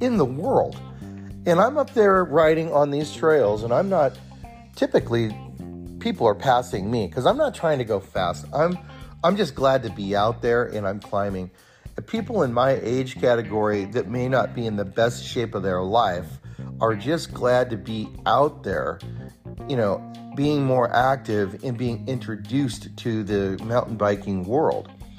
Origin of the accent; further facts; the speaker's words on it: near Bear Valley, California, United States; now in Bend, United States; I grew up near Bear Valley in California